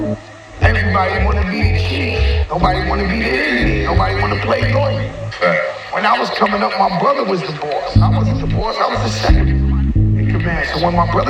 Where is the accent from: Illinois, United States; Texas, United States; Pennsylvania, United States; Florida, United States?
Florida, United States; also born or lived in New Orleans / Orlando / Miami / North Carolina; I'm a Florida boy. I was raised in Florida